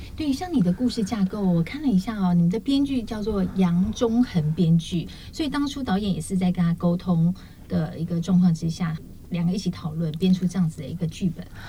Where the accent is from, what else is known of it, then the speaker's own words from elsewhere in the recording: Taiwan; 我们这个台湾人